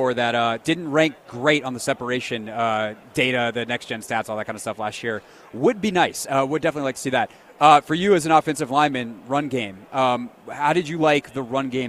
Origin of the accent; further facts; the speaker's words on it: South Carolina, United States; now in Washington, D.C., United States; I grew up in South Carolina